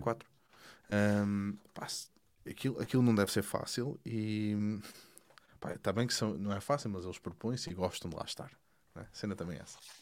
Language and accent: Portuguese; Portugal; moved away; eu sou, eu sou português, estou cá fora